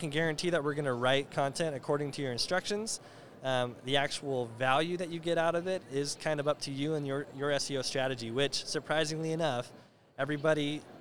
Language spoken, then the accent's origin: English; United States; I'm American.